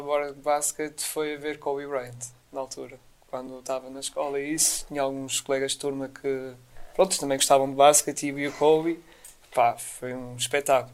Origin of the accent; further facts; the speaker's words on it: Portugal; a equipa da minha terra, o CD Póvoa